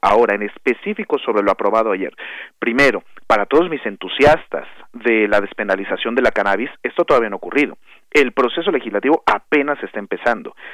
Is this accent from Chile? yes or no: no; Mexico; aquí como mexicanas, como mexicanos